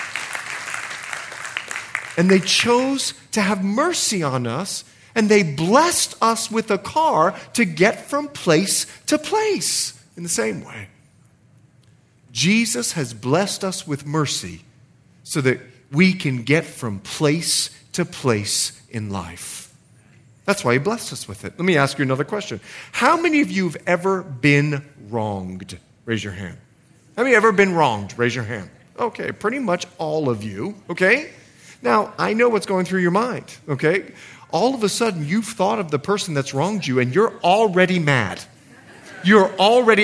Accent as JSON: {"language": "English", "country": "Bahamas", "also_born_or_lived": "Montana", "moved": "as an adult", "said": "I'm from the Bahamas."}